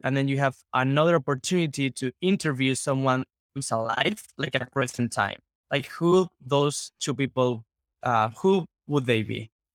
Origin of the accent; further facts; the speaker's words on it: Spain; English is a second language; we are from Spain